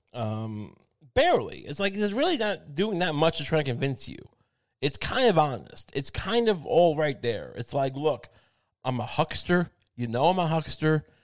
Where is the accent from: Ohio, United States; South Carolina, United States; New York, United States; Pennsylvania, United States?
New York, United States; Long Island; I'm from Long Island